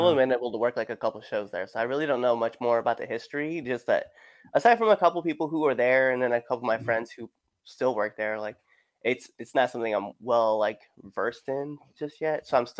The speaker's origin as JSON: {"language": "English", "region": "Nebraska", "country": "United States", "tie": "born or raised there", "also_born_or_lived": "Colorado Springs, United States / Panama / Texas, United States", "said": "I was born in Colorado Springs, moved all over the U.S., lived in Panama for 2 years, and then moved to Texas. And then from Texas, I moved to Nebraska, and I lived in Nebraska for like 10 years."}